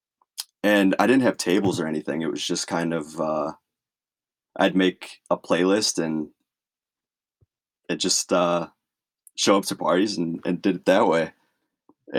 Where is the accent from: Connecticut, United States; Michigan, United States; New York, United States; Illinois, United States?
Illinois, United States; Chicago; I grew up around Chicago